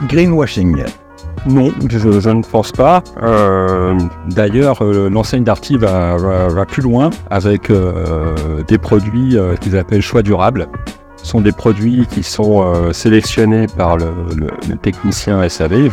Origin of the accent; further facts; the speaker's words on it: Paris, Île-de-France, France; moved away as an adult; now in Bergerac, France; je suis pas de la région, je suis un ancien parisien euh, qui, est venu, euh, qui est venu à Bergerac.